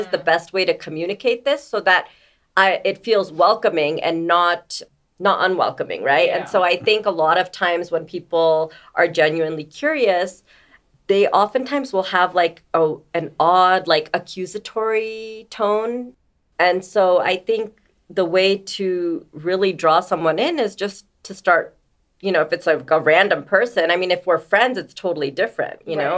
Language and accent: English; New Jersey, United States; And I'd be like, I'm from New Jersey. And they would say no. And I'm like, why are we dismissing where I'm from? Like, I'm like, I'm from Jersey.